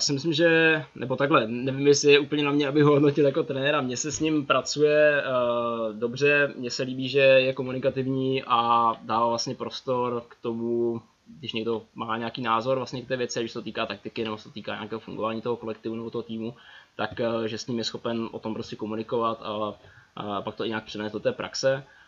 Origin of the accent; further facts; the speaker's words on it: Ostrava, Moravian-Silesian Region, Czechia; moved away as an adult; now in Prague, Czechia; že jsem z Ostravy, srdce pořád platí tam